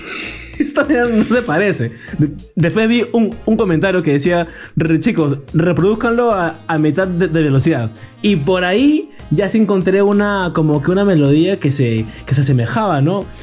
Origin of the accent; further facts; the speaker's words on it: Peru; nosotros que somos de Perú, país vecino